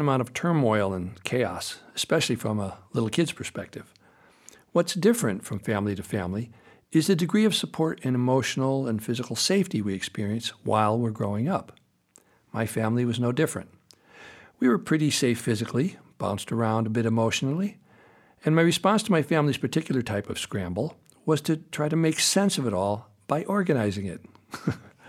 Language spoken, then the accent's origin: English; United States; born or raised there